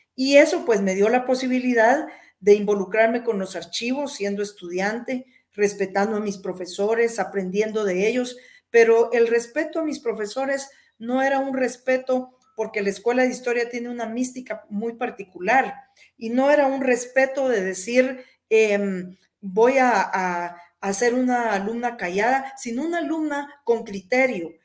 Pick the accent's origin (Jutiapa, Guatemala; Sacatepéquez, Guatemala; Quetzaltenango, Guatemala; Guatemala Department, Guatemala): Jutiapa, Guatemala; mi pueblo natal, Jutiapa